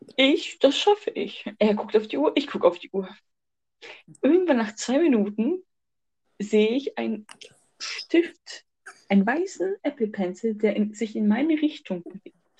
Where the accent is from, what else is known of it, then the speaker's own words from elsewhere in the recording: Germany; wir als Deutsche